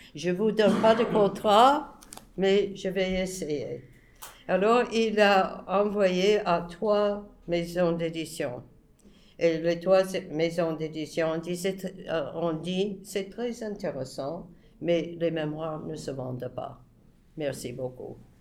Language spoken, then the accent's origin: French; United States; moved away; je suis soi-disant neutre, je suis américaine